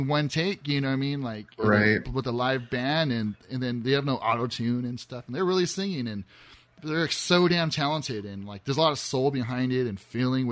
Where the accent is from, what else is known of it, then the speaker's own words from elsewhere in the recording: Azusa, California, United States; I grew up in Azusa